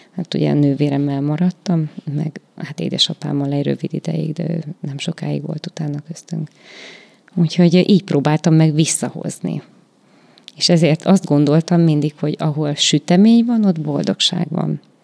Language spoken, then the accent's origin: Hungarian; Salonta, Bihor County, Romania; now in Békéscsaba, Hungary; nálunk ugye nagy szalontán az volt a divat